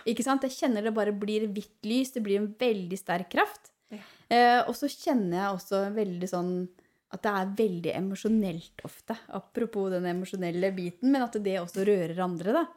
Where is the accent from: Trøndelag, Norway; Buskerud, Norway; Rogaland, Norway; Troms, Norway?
Buskerud, Norway; Ål; also born or lived in Hemsedal; jeg, er- jo fra Ål